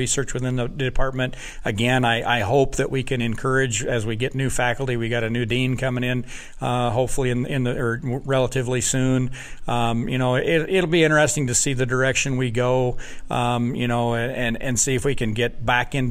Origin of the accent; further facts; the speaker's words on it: Wyoming, United States; moved away as an adult; now in Wisconsin, United States; I grew up in Wyoming where the sheep industry was large